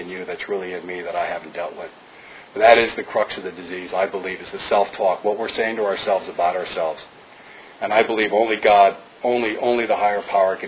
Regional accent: New Fairfield, Connecticut, United States; moved away; I'm from New Fairfield, which is right above Danbury on the New York State border

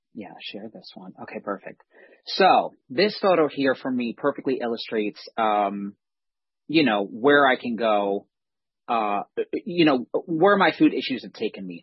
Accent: Ocala, Florida, United States; moved away; I'm from North Central Florida. It's practically Georgia, small town, Ocala, horse capital of the world.

